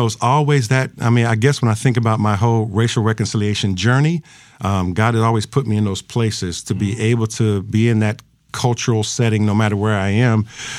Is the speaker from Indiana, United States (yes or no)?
yes; Anderson, Indiana, United States; now in New Orleans, United States; I grew up in Anderson, Indiana. Spent some time there. I'm a baby of the Civil Rights Movement.